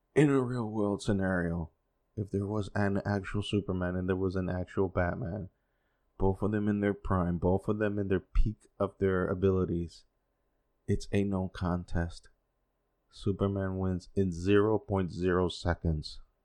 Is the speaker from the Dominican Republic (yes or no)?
yes; Dominican Republic; first language Spanish; English is a second language; also born or lived in United States; I've been living here most of my life, though I was born in the States, but lived here 'cause my parents are from here